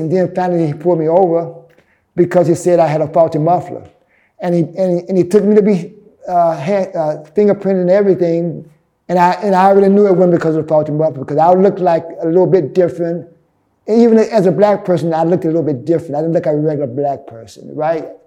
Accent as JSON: {"language": "English", "town": "Birmingham", "region": "Alabama", "country": "United States", "tie": "born or raised there", "moved": "as an adult", "lives_now": "New York, United States", "said": "I grew up in Birmingham, Alabama. So in 1983, I moved here to New York"}